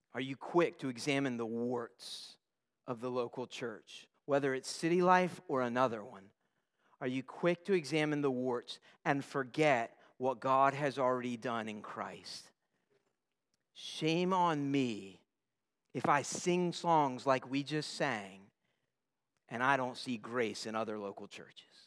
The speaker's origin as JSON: {"language": "English", "town": "Newport News", "region": "Virginia", "country": "United States", "tie": "born or raised there", "said": "I'm a Newport News boy, uh, born and bred"}